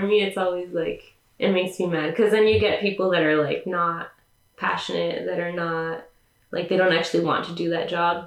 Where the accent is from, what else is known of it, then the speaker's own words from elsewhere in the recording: California, United States; I was born in California, but my parents are Mexican